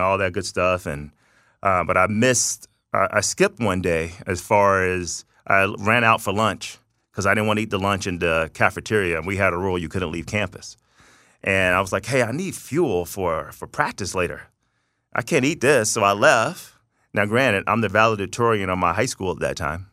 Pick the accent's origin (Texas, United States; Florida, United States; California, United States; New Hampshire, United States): Florida, United States; Tallahassee; moved away as an adult; also born or lived in Thomasville, Georgia; now in Las Vegas, United States; I'm from North Florida, South Georgia, uh, by way of Tallahassee, Florida, Thomasville, Georgia.